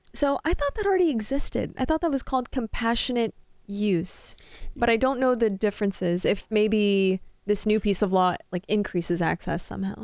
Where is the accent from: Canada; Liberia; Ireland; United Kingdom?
Canada; now in Iowa, United States; I'm not Midwestern, but I'm Canadian